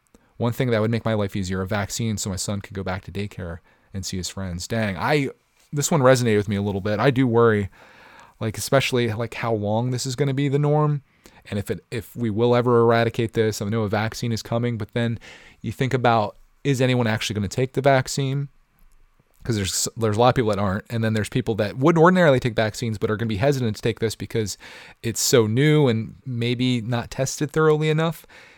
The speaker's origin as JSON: {"language": "English", "region": "England", "country": "United Kingdom", "lives_now": "Thailand", "said": "So for the past 2 years, I've been living in Thailand. However, I'm from England."}